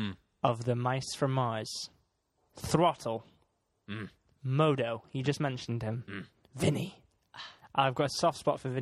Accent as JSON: {"language": "English", "region": "Scotland", "country": "United Kingdom", "said": "seeing as I'm Scottish"}